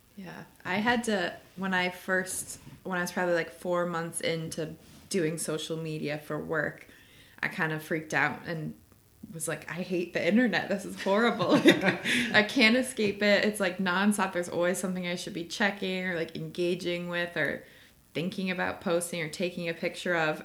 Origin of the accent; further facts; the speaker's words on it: Chicago, Illinois, United States; moved away as an adult; now in Oakland, United States; I grew up in Chicago, went to school in Illinois, lived in Chicago after graduation